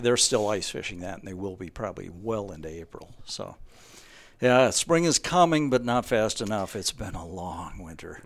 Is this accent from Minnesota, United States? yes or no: yes; Osseo, Minnesota, United States; moved away; also born or lived in Hudson, Wisconsin; I'm from Minnesota originally